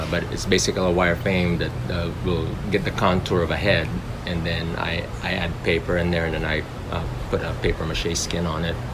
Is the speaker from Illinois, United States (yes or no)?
yes; Chicago, Illinois, United States; moved away as an adult; also born or lived in North Carolina; now in Mexico; I was raised in Chicago.